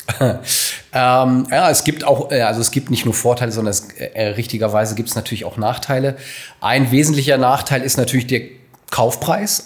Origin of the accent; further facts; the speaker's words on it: Hanover, Lower Saxony, Germany; gebürtiger Hannoveraner